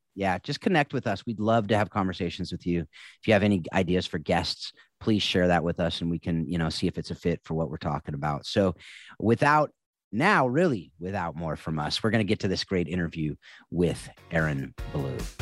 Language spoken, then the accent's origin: English; California, United States; all three of us are California boys